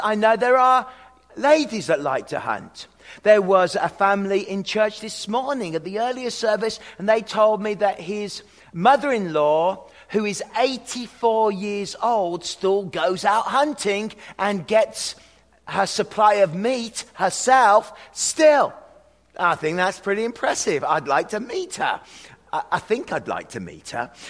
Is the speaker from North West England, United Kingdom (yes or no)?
no; hometown …, West Midlands, United Kingdom; moved away; I come from the hometown of the lead singer of the band …, …